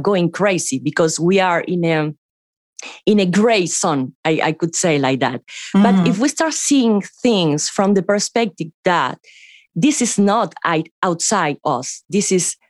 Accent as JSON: {"language": "English", "country": "Cuba", "tie": "born or raised there", "moved": "yes", "said": "coming from Cuba, that is an island."}